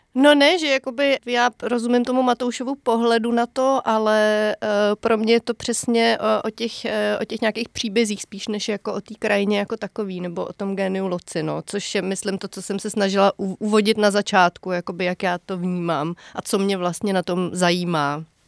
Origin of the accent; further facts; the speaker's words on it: Semily, Liberec Region, Czechia; also born or lived in Jilemnice; ty moje rodné semily, respektive já jsem se narodila v Jilemnici